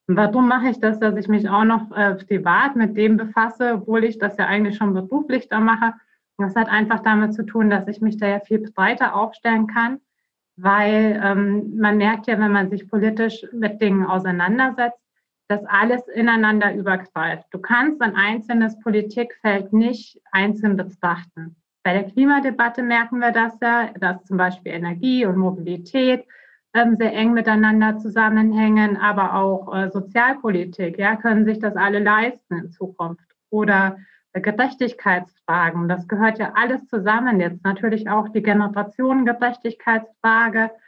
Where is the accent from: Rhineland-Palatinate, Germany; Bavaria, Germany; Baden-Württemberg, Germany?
Bavaria, Germany; Ich bin 37 Jahre alt. Ich bin in Bayern aufgewachsen, bin, äh, habe dann dort auch studiert nach dem Abitur an der Uni Augsburg.